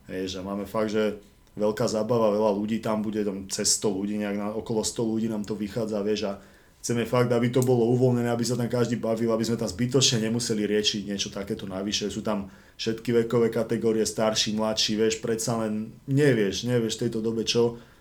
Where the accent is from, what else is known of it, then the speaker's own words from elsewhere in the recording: Žilina, Žilina Region, Slovakia; now in Bratislava, Slovakia; Žilina, Žilina to je proste moje rodné mesto, kde som bol fakt strašne dlho.